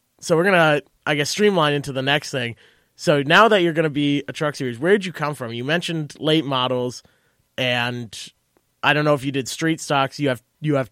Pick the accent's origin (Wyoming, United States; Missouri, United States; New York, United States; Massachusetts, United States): Massachusetts, United States; Wilbraham; moved away; I'm from Massachusetts originally